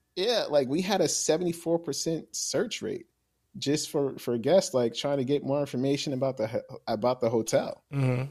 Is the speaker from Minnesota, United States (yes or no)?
no; New Jersey, United States; moved away as an adult; now in Florida, United States; I'm actually from New Jersey. Okay. Yeah born and raised in Jersey